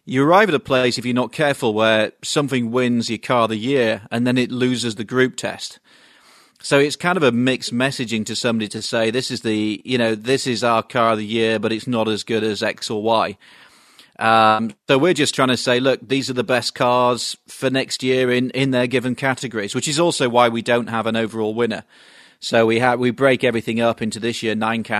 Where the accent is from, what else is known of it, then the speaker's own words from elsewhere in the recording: United Kingdom; now in Los Angeles, United States; I'm a British guy with a French wife and an American baby